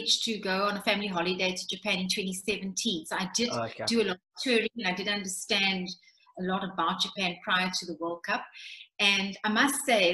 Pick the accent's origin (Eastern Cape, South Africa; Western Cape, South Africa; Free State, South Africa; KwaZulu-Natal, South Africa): Western Cape, South Africa; Cape Town; I come from the Cape Flats